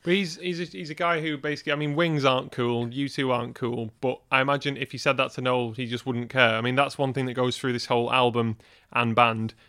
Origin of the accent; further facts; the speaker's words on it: Wigan, North West England, United Kingdom; moved away; we're from Wigan originally. Now, the thing is, growing up in Wigan